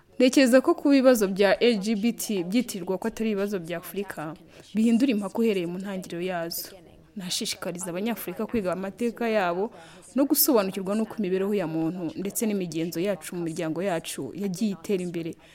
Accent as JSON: {"language": "Kinyarwanda", "country": "Togo", "moved": "yes", "lives_now": "Canada", "said": "muri togo aho nkomoka"}